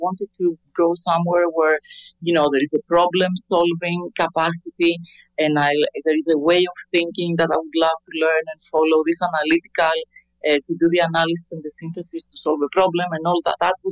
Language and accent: English; Athens, Attica, Greece; I grew up in Athens